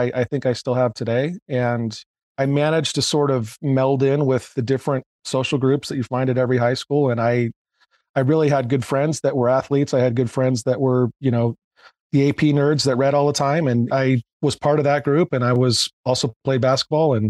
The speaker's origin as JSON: {"language": "English", "area": "Bay Area", "region": "California", "country": "United States", "tie": "born or raised there", "also_born_or_lived": "North County, San Diego", "said": "I grew up originally in the Bay Area"}